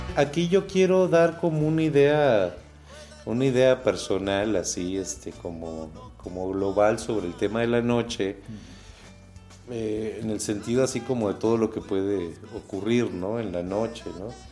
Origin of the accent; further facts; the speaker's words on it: Uruguay; now in Guanajuato, Mexico; en Uruguay, sí, que es de donde yo vengo